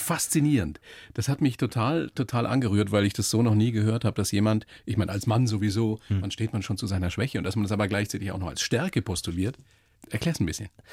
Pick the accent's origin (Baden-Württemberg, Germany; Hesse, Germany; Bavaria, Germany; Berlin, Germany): Bavaria, Germany; Upper Palatinate; ich bin in der Oberpfalz groß geworden.